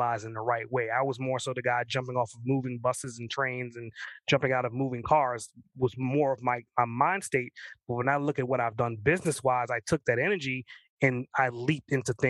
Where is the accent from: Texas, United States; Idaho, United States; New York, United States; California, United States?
New York, United States; I grew up in New York